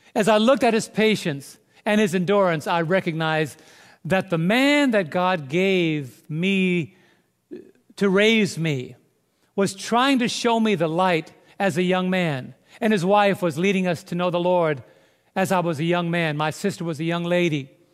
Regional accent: New York City, New York, United States; now in Southern Illinois, United States; I was raised in New York City

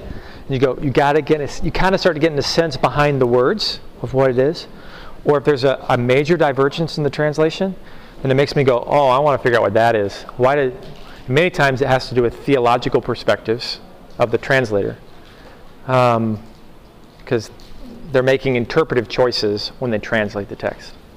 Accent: Oklahoma, United States; I'm from Oklahoma. That's all how we talk. We talk in those little, you know, homespun kind of you know phrases.

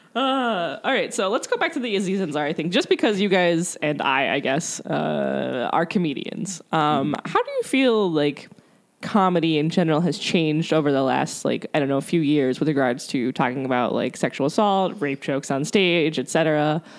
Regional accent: Columbia, South Carolina, United States; now in Columbus, United States; I'm from Columbia, South Carolina.

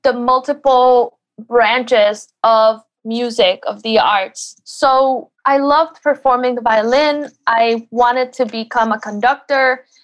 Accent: Connecticut, United States; really it really feels like my my hometown, my home state.

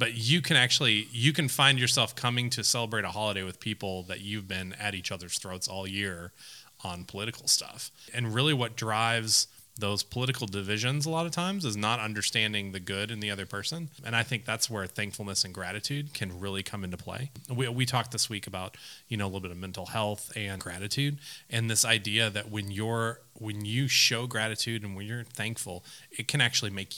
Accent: Minnesota, United States; I'm from Minnesota

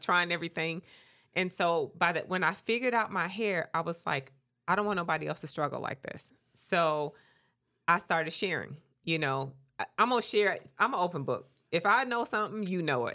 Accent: Mississippi, United States; I am from Mississippi

